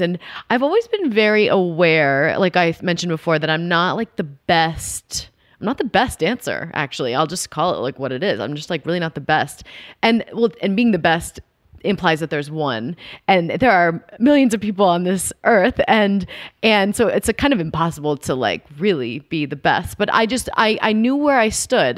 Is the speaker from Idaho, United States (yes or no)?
no; Dallas, Texas, United States; growing up in Dallas